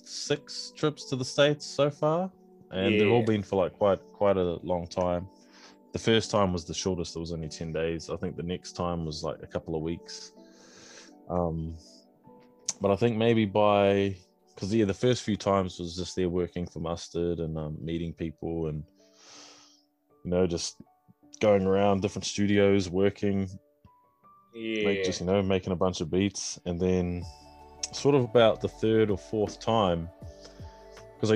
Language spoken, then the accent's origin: English; New Zealand; I'm from New Zealand